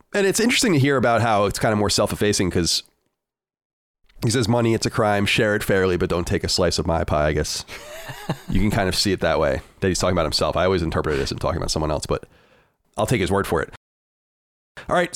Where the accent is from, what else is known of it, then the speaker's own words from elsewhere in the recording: United States; as a an American